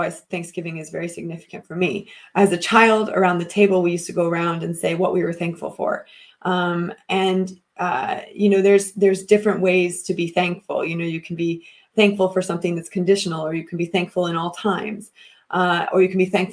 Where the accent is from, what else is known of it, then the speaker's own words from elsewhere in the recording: United States; moved away as an adult; as a child growing up, as a white child growing up in America